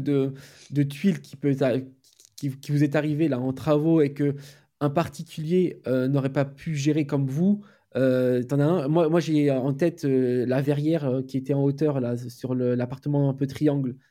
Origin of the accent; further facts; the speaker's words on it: Poitiers, Nouvelle-Aquitaine, France; Moi, je suis de Poitiers